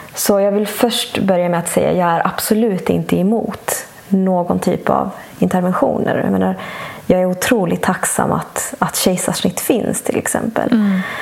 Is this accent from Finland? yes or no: no; Bolivia; moved away; also born or lived in Sweden; flyttade vi till mitt hemland Bolivia